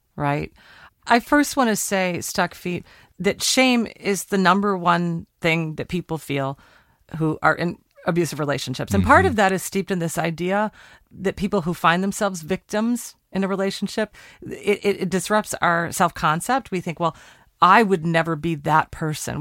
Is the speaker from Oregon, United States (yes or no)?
yes; Portland, Oregon, United States; my hometown, Portland, Oregon